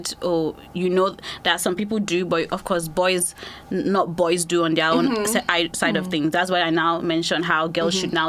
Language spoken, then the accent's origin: English; Nigeria; now in United Kingdom; Basically, I just knew that when I moved from Nigeria to UK, I was so lonely.